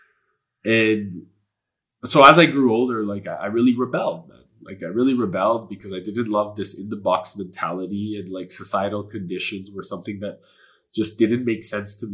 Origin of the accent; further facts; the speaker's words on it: Edmonton, Alberta, Canada; first language Polish; English is a second language; Edmonton was where I was born. It was where I was raised.